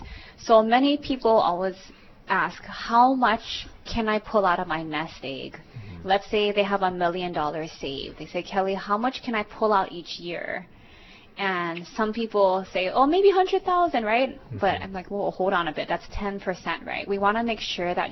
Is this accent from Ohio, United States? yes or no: no; Hawaii, United States; I'm born and raised in Hawaii